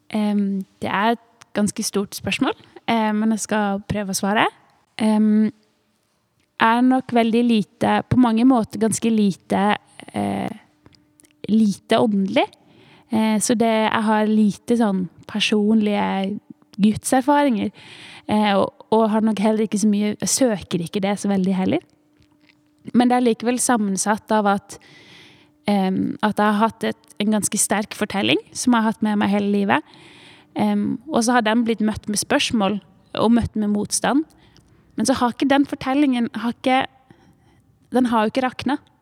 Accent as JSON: {"language": "Norwegian", "town": "Tvedestrand", "region": "Agder", "country": "Norway", "tie": "born or raised there", "said": "Jeg vokste opp i Tvedestrand"}